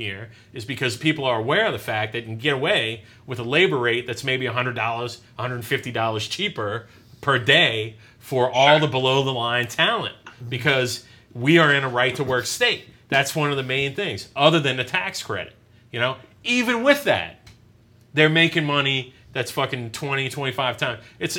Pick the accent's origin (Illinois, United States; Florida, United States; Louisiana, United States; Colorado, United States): Louisiana, United States; New Orleans; I'm from New Orleans.